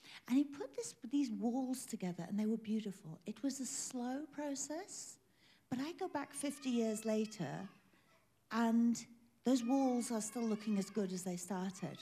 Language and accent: English; England, United Kingdom; now in South Africa; I'm British. British by birth, but I'm South African by choice. I hold a South African passport. But when I was growing up in England